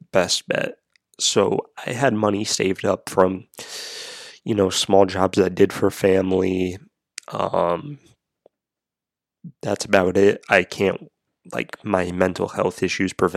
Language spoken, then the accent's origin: English; Rhode Island, United States; moved away as an adult; also born or lived in Florida; I moved from Florida back to my home state of Rhode Island to family.